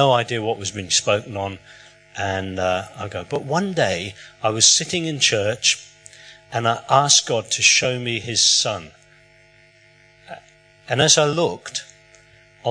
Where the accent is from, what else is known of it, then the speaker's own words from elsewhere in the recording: England, United Kingdom; moved away; I was born in England.